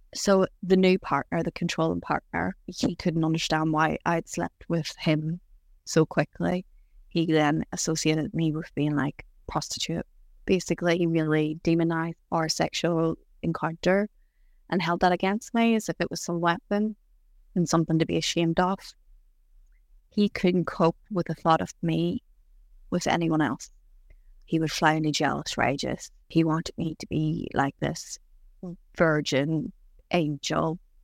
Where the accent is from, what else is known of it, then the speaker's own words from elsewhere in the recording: County Tyrone, Northern Ireland, United Kingdom; I grew up in Ireland, in a little county called Tyrone.